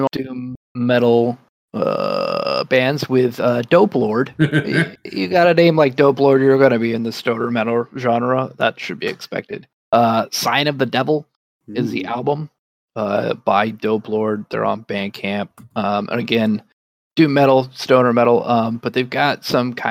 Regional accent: Alaska, United States; I grew up in Alaska.

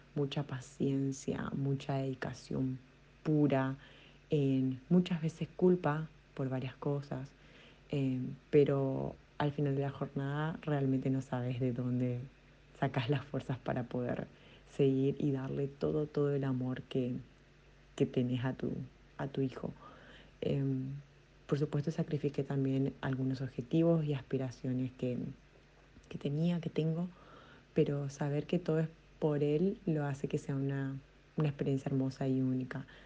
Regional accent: Formosa, Argentina; soy de Formosa

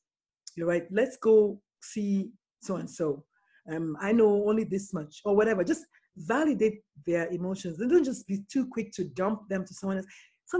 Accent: Nigeria; I'm Nigerian, okay, I'm African

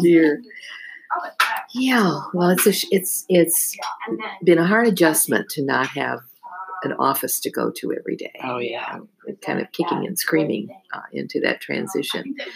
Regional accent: New Jersey, United States; also born or lived in North Plainfield, New Jersey / Hunterdon County, New Jersey; I grew up in New Jersey and went to school in North Plainfield, New Jersey

